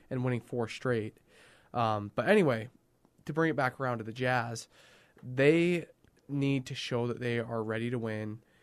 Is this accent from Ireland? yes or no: no; Canada; As a Canadian